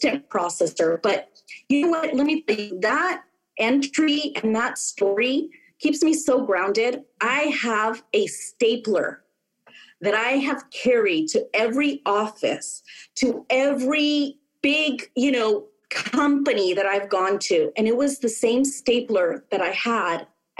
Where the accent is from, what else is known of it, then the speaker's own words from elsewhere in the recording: California, United States; my home state of California